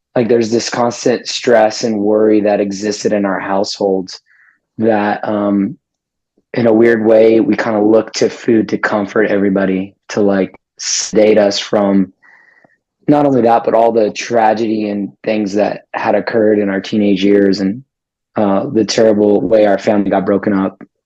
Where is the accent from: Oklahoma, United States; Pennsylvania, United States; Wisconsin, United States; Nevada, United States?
Nevada, United States; Las Vegas; born and raised in Las Vegas